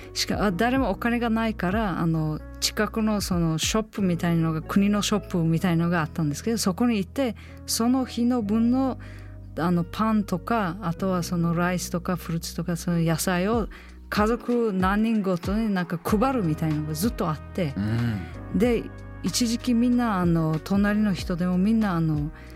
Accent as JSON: {"language": "Japanese", "country": "Uzbekistan", "tie": "born or raised there", "second_language": "Japanese", "moved": "as an adult", "lives_now": "Japan", "said": "私は間違えた国に生まれた"}